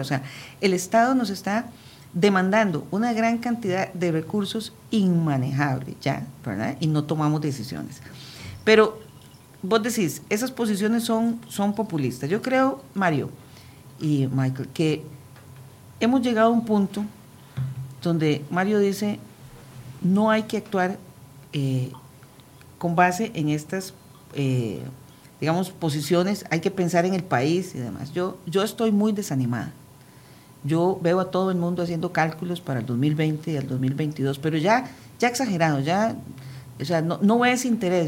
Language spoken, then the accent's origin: Spanish; Costa Rica